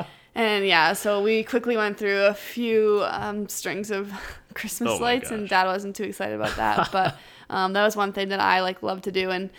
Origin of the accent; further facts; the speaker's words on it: Ottawa, Ontario, Canada; So I grew up with an older brother who basically played hockey his whole life.